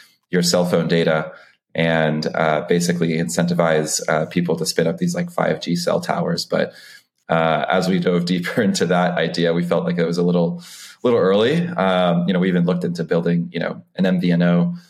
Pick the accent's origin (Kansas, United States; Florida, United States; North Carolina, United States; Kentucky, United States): Florida, United States; Tampa; also born or lived in Dominican Republic; I'm from the Dominican Republic and moved to Tampa, Florida when I was 2 years old.